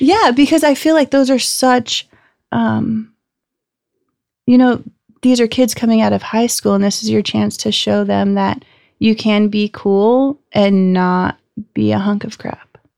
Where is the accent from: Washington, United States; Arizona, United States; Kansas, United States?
Arizona, United States; Gilbert; I grew up in Gilbert, Arizona. I'm the fifth generation to be born and raised in Arizona.